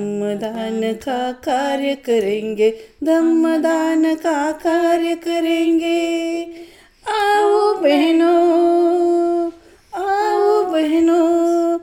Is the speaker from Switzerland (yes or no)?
no; Mumbai, Maharashtra, India; I came from India.